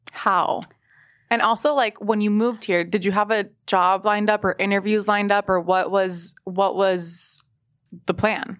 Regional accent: Miami, Florida, United States; now in New York, United States; I'm from Miami

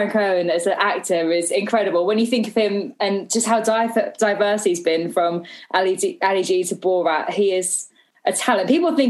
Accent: Gloucester, South West England, United Kingdom; growing up in Gloucester with friends and family

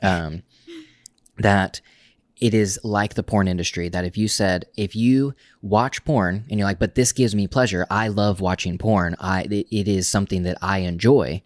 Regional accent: Oklahoma, United States; moved away as an adult; also born or lived in Tulsa, Oklahoma / New York / Portland; we grew up in Oklahoma, specifically in a small town in Oklahoma

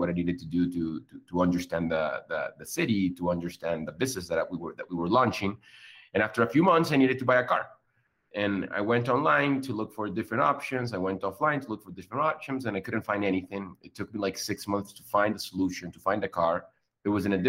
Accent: Venezuela; moved away as an adult; also born or lived in Colombia; now in Mexico City, Mexico; I'm from Venezuela

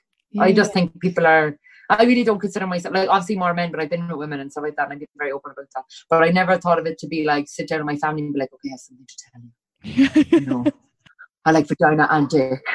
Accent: Cork, Munster, Ireland; I'm from Cork

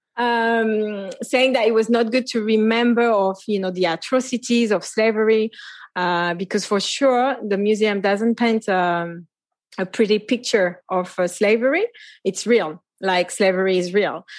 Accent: Paris, Île-de-France, France; now in Martinique; I was born and raised in Paris, Paris, France

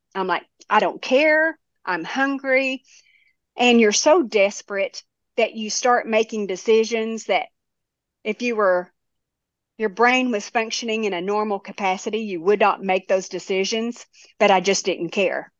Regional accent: Tennessee, United States; I was from Tennessee

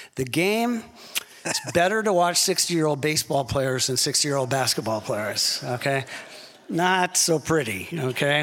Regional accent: Seattle, Washington, United States; I grew up in Seattle, Washington

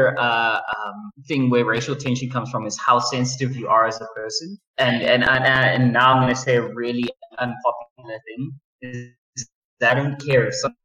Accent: Pretoria, Gauteng, South Africa; also born or lived in Johannesburg; I went to school in Joburg. Okay. I'm from Pretoria. I was born here. I'm staying here.

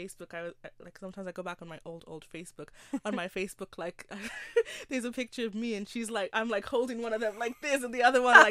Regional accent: Ennis, Munster, Ireland; growing up in Ennis

